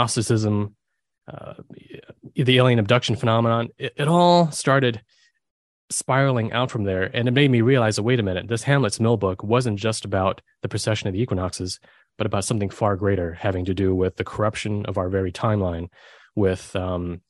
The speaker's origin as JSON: {"language": "English", "country": "Germany", "tie": "born or raised there", "said": "I was born in Germany"}